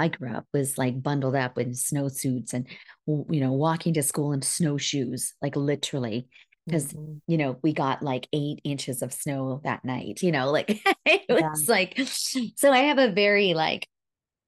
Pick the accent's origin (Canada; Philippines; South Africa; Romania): Canada; Northern Alberta; I grew up in Northern Alberta.